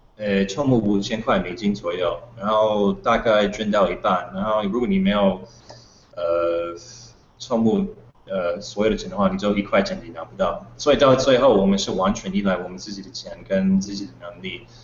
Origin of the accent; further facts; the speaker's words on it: United States; Chinese is a second language; moved away as an adult; now in Taiwan; 因为我是美国人